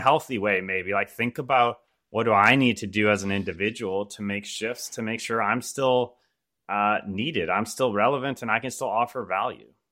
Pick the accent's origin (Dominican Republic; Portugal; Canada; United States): Canada; I'm born and raised in Canada